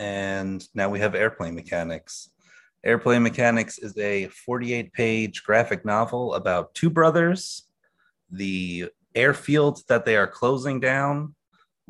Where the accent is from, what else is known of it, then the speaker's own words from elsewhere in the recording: Long Island, New York, United States; moved away; I'm from Long Island. I live out in the East where it's very much like farmlands. And where my house was right by an airfield just like this